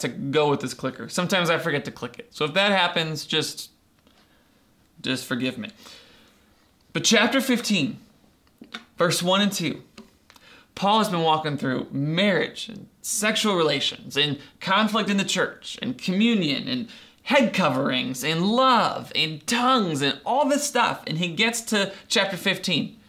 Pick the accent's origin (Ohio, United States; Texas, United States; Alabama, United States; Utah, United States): Ohio, United States; Doylestown; when I was growing up in Doylestown, I went to school in fifth grade